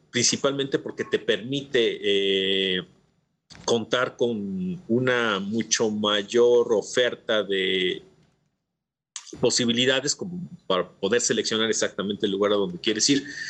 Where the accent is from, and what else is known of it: Mexico